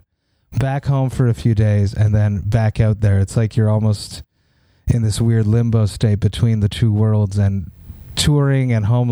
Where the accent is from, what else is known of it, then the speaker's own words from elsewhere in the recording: Montreal, Quebec, Canada; in my hometown of Montreal